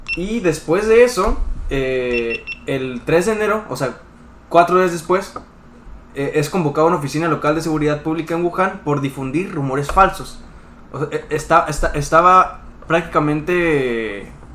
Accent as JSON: {"language": "Spanish", "country": "Mexico", "said": "nosotros como, mexicanos"}